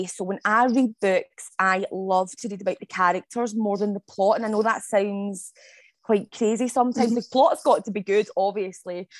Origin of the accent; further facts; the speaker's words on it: Scotland, United Kingdom; I am from Scotland. So I'm a Scottish-based author.